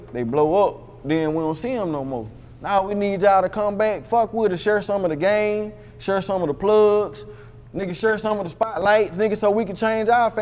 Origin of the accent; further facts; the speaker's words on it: Chattanooga, Tennessee, United States; I'm from Chattanooga